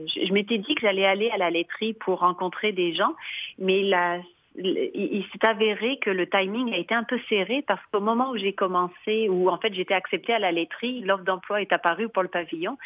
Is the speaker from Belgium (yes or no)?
no; Limoges, Nouvelle-Aquitaine, France; moved away as an adult; also born or lived in Lyon / England / Paris / Outaouais, Quebec; now in Coaticook, Canada; moi je suis originaire de Limoges qui est dans le centre de la France